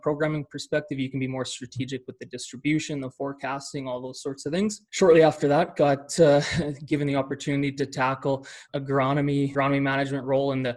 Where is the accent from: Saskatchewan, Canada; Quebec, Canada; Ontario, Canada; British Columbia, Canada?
Saskatchewan, Canada; small town; now in Calgary, Canada; So I'm Canadian. I am based in Calgary, Alberta today, but grew up in small town Saskatchewan, Canada